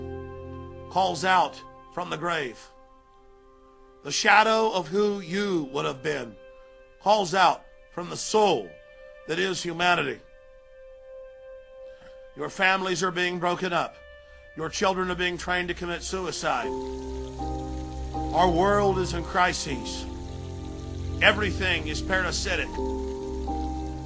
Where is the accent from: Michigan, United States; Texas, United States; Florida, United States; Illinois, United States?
Texas, United States; Dallas; I grew up in Dallas, Texas